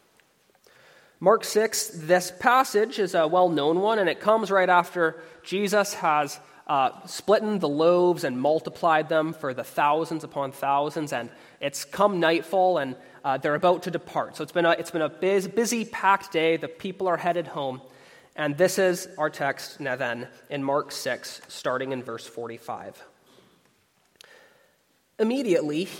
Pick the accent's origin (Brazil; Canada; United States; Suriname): Canada; across Canada, where I'm from. I'm a Canadian.